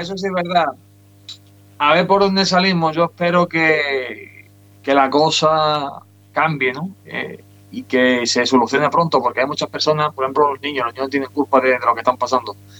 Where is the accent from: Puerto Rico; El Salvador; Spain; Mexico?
Spain; Huelva, Andalusia; Aquí en las Colombinas, aquí en, en mi tierra.